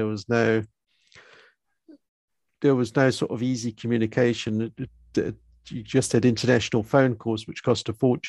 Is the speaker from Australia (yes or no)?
no; United Kingdom; moved away as an adult; now in South Africa; Okay, I'm originally from United Kingdom, and I've came to South Africa in 1990 when I was 20 years old.